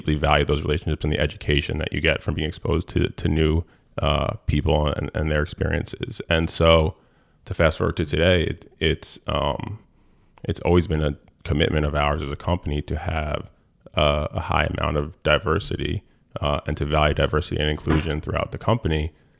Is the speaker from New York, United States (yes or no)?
yes; Rye Brook, New York, United States; It was kids from White Plains, Portchester. I was from Rybrook.